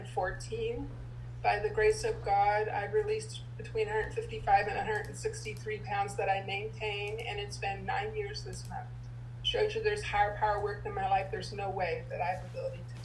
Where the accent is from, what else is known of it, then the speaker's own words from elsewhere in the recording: Midwest, United States; I was born in 1951 in the Midwest to a strict German Catholic family